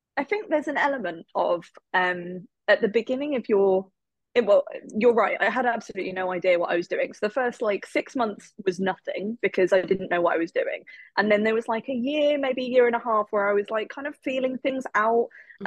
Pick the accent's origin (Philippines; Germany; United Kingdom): United Kingdom; England; I am from England. I live in England